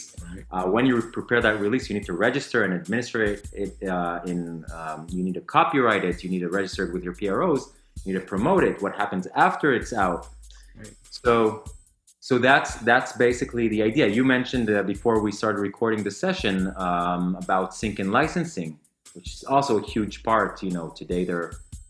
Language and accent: English; Tel Aviv, Tel Aviv District, Israel; also born or lived in London; I came back home to Tel Aviv, to my hometown